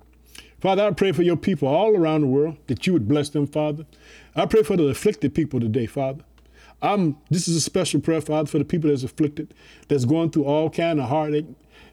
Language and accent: English; Illinois, United States; I want to thank the state of Illinois, which is my home state. I live in the city of Chicago.